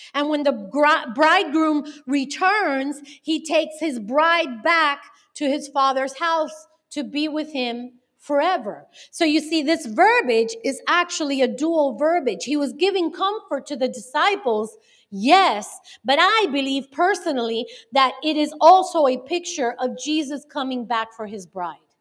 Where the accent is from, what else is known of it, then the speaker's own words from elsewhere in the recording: Miami, Florida, United States; also born or lived in North Carolina; I was born and raised in Miami